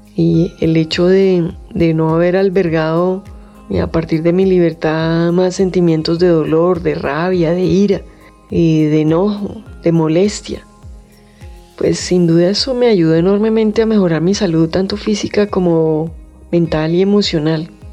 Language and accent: Spanish; Colombia; como colombiano